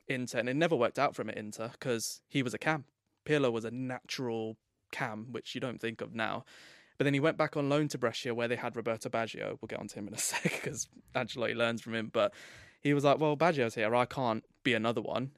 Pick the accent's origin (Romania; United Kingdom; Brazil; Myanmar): United Kingdom; England; I'm English as well